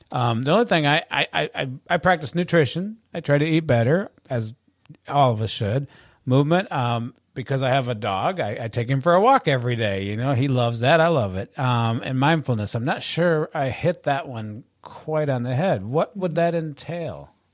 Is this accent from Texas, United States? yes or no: no; Michigan, United States; moved away as an adult; I'm from Michigan